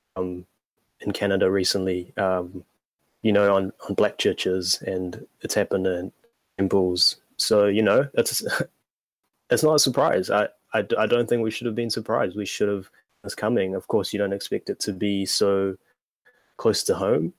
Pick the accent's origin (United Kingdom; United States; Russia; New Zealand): New Zealand; Auckland; in 1998, out west, uh, and I've been there for my whole life